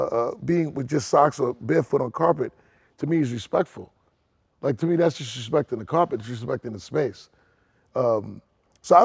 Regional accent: Trinidad & Tobago; I think growing up in Trinidad and like parent West Indian parents, like, we never wore shoes.

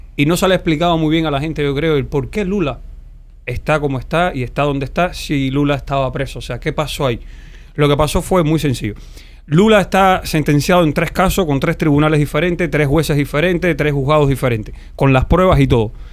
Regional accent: Pinar del Río, Cuba; soy de Pinal

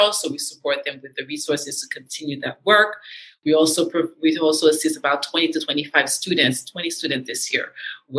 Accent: Haiti; moved away; also born or lived in New York City, United States; I am a Haitian American. I was born in New York City and I was raised in Haiti

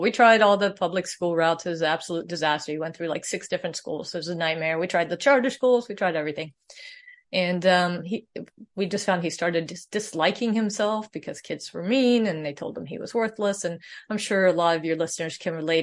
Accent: Sweden; moved away; I was born in Sweden

